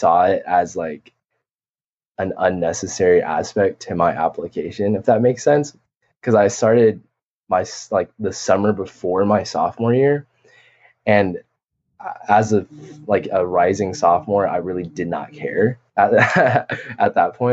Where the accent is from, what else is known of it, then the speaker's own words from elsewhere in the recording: Oklahoma City, Oklahoma, United States; I'm from Oklahoma City, Oklahoma